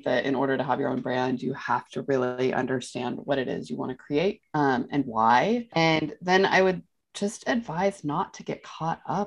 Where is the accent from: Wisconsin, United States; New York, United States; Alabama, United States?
New York, United States; as a mom, as a New Yorker, as a woman in fashion